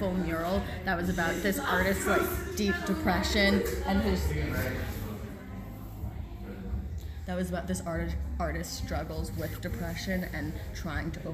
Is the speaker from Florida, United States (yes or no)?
no; New York City, New York, United States; moved away as an adult; I'm a junior at CC. I'm from Brooklyn, New York